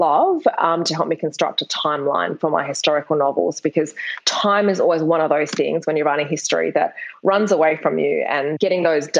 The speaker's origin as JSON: {"language": "English", "town": "Perth", "region": "Western Australia", "country": "Australia", "tie": "born or raised there", "said": "I'm from Perth in Australia. It's a really small capital city. And when I graduated from high school, there were no universities offering creative writing degrees"}